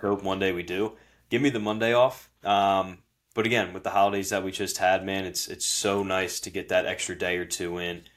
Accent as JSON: {"language": "English", "region": "New Jersey", "country": "United States", "moved": "as an adult", "lives_now": "Philadelphia, United States", "said": "I live in Philly. Obviously, we're from Jersey"}